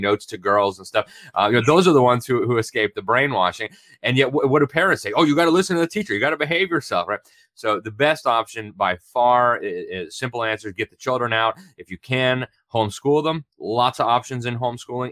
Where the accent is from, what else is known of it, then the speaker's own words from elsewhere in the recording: United States; I'm from America, and I'm very proud to be an American